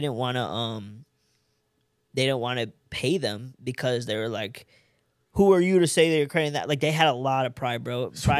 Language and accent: English; India; now in Los Angeles, United States; Okay, so I'm Indian, right?